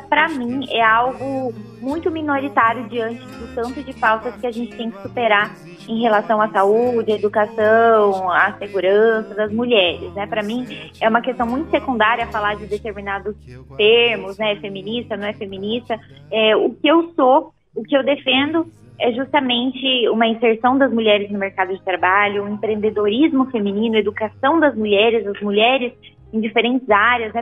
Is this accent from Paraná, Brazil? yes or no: yes; Londrina, Paraná, Brazil; eu desde muito cedo acompanhei as eleições, a articulação política lá em Londrina, no estado do Paraná